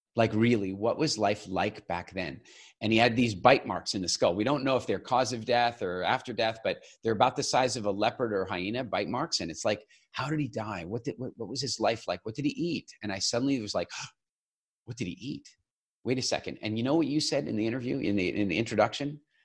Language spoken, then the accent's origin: English; Eastern Canada, Canada; I grew up in Eastern Canada